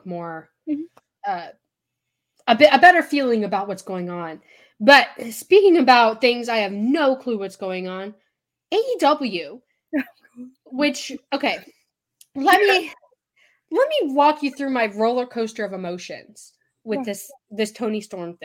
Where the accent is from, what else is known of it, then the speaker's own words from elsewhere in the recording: the South, United States; accent: Southern; my Southern accent came out there for a second